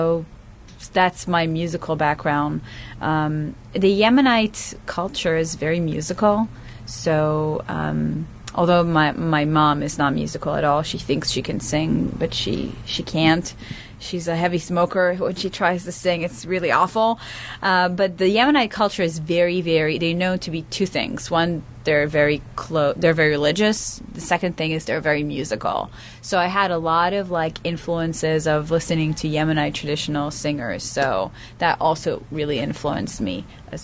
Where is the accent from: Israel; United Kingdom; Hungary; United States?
Israel; moved away as an adult; I was born and raised in Israel